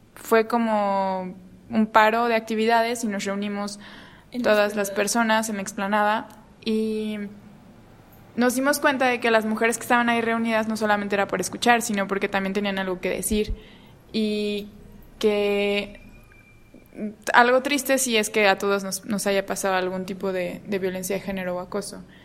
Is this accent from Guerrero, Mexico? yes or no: yes; Guerrero, Mexico; yo soy de Guerrero